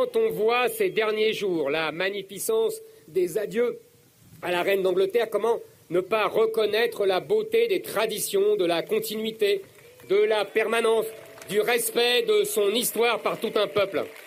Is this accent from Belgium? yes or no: no; France; J'ai grandi dans la France du général de Gaulle